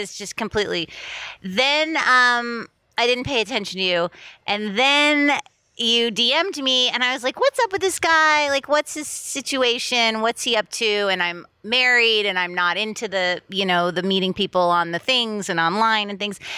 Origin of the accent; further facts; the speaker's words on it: Miami, Florida, United States; moved away as an adult; also born or lived in Boston, United States; now in Los Angeles, United States; I grew up in Miami